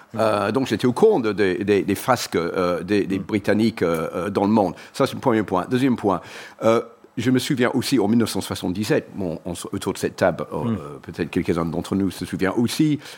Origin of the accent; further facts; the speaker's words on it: England, United Kingdom; moved away; moi, j'ai grandi en Angleterre, j'ai fait ma scolarité à l'université en Angleterre